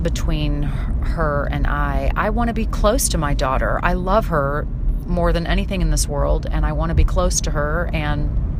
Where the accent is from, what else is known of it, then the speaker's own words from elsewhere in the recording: St. Louis, Missouri, United States; moved away; St. Louis, my hometown